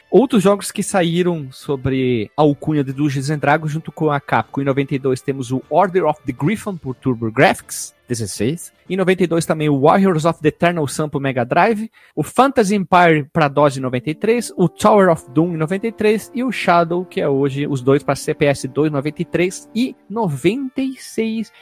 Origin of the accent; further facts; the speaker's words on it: Caxias do Sul, Rio Grande do Sul, Brazil; sou de Caxias do Sul, do Sul, no Rio Grande do Sul